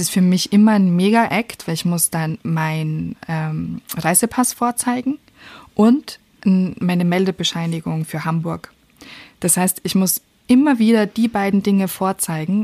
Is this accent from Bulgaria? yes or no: no; Austria; now in Germany; als Österreicherin, die in Deutschland Steuern Steuern bezahlt